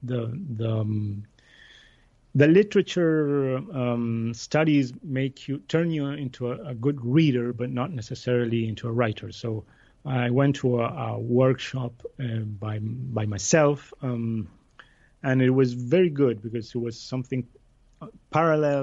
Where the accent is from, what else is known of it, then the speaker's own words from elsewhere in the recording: Buenos Aires, Argentina; I grew up in Buenos Aires in Argentina